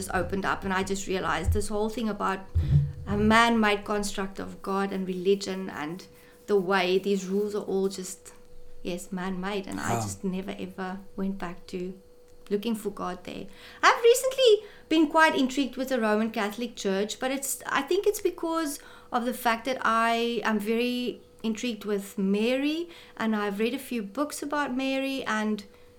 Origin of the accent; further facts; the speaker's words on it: Wynberg, Western Cape, South Africa; born there; also born or lived in Pretoria / Saldanha / Goodwood; No, I was born in Wynberg. My dad was in two military hospital. My dad was in the army, so we stayed in a few places. When I was three, we moved to Pretoria for 2 years. Then we came back to Saldanha for 2 years.